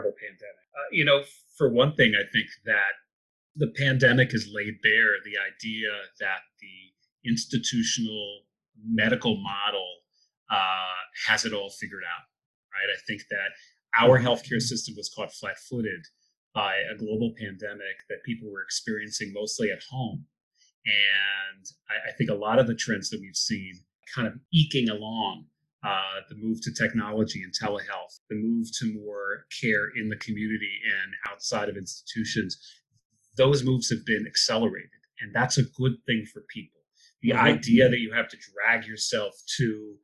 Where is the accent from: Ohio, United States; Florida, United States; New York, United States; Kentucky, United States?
New York, United States; New York City; also born or lived in Israel; I grew up in Israel the first almost nine years of my life. I grew up on a kibbutz, a commune in Israel. Mm-hmm. And then when I was nine, I moved to New York City